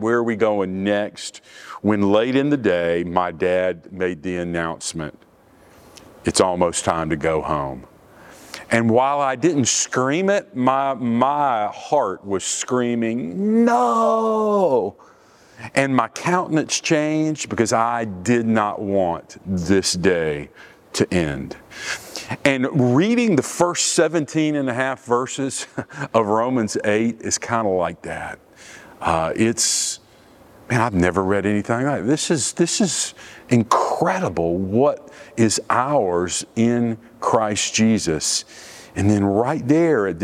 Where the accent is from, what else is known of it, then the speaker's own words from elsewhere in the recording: Orlando, Florida, United States; I grew up in Orlando, and I was 10 years old when Walt Disney World opened in Orlando.